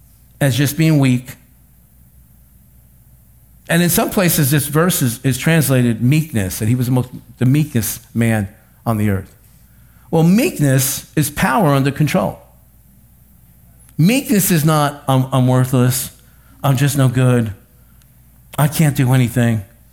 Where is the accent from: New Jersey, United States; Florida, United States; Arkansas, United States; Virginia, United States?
New Jersey, United States; accent: North Jersey; I don't talk right. I talk like I come from North Jersey.